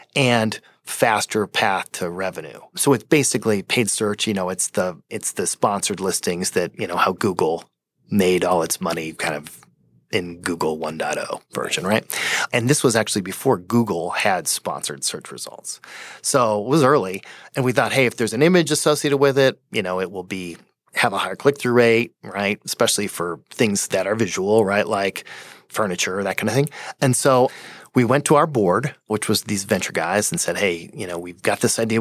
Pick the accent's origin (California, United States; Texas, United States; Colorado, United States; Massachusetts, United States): Colorado, United States; Fort Collins; I grew up in Fort Collins